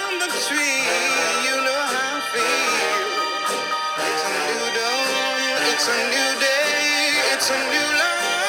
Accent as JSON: {"language": "English", "town": "Los Angeles", "region": "California", "country": "United States", "tie": "born or raised there", "said": "I grew up"}